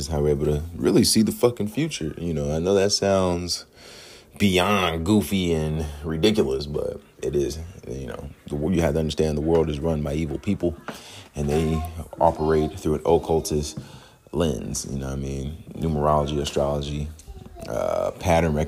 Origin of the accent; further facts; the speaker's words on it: New York City, New York, United States; also born or lived in Queens, New York; now in Jonesboro, United States; I'm from Queensboro. Really was born in the Bronx Borough, the Borough of the Bronx. But and then I live in Jonesboro, or I claim Jonesboro, Clayton County, Georgia.